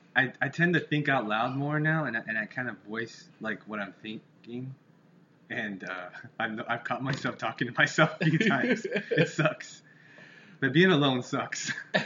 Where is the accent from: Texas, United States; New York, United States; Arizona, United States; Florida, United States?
Arizona, United States; Yuma; I always say Phoenix, Arizona, because nobody knows where Yuma, Arizona is.